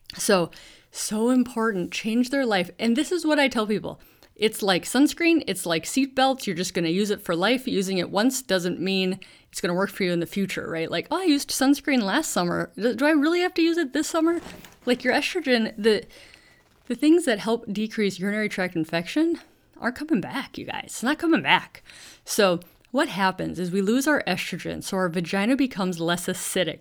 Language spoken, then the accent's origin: English; Duluth, Minnesota, United States; also born or lived in Pacific Northwest of Washington; now in Washington, United States; I grew up in Duluth, Minnesota